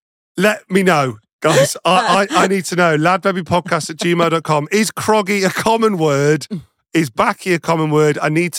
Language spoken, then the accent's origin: English; Nottingham, East Midlands, United Kingdom; I'm from Nottingham